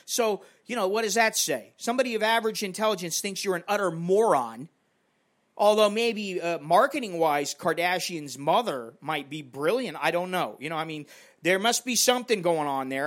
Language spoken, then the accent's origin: English; United States; now in Bangkok, Thailand; I'm an American in Bangkok.